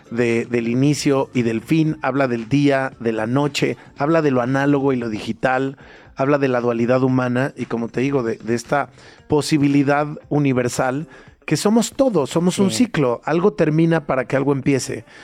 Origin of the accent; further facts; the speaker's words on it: Mexico; no quiero decir solamente como mexicanos, sino como habitantes de esta región